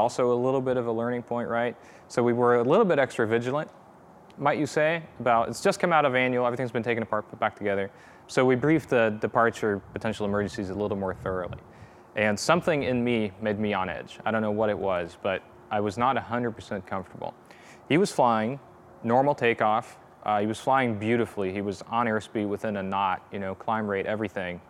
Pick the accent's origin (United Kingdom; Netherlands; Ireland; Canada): Netherlands; moved away as an adult; now in Virginia, United States; I'm originally from the Netherlands